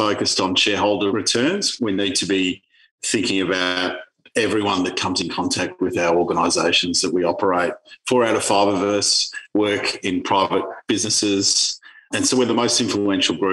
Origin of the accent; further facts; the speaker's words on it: Melbourne, Victoria, Australia; I grew up luckily in Hawthorne, lucky enough to grow up in leafy Hawthorne in Melbourne